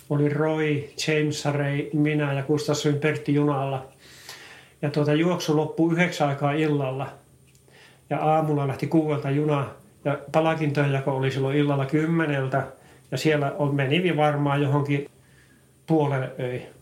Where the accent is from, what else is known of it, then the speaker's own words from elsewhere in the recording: Finland; mä oon Suomesta tullut